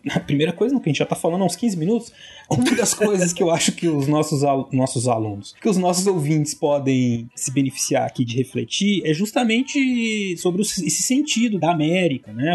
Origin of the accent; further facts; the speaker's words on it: Brazil; eu e o César somos brasileiros